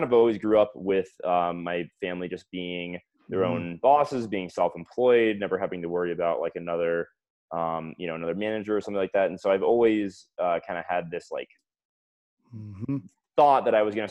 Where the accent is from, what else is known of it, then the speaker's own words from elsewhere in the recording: Fort Lauderdale, Florida, United States; also born or lived in Atlanta; I am from South Florida, Fort Lauderdale area, Broward County. I went to Emory University in Atlanta.